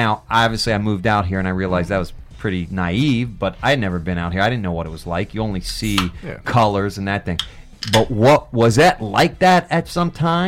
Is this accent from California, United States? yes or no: no; Cincinnati, then Cleveland, Ohio, United States; now in Los Angeles, United States; I grew up in Cincinnati and then Cleveland, and I moved out here in 95.